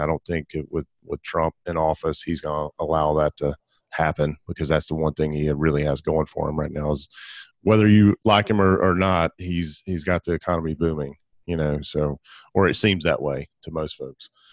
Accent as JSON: {"language": "English", "region": "Alabama", "country": "United States", "tie": "born or raised there", "also_born_or_lived": "Gadsden, Alabama / Birmingham, Alabama", "said": "I grew up in Alabama, and I spent all of the last ten years of my life, uh, in Gadsden and Birmingham."}